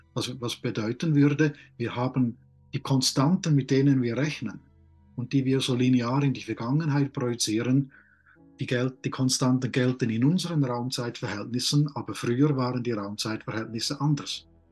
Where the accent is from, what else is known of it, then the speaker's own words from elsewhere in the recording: Switzerland; ich bin auf dem Land aufgewachsen